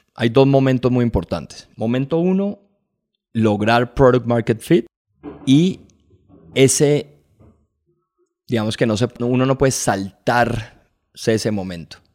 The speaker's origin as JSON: {"language": "Spanish", "country": "Colombia", "said": "Como colombianos"}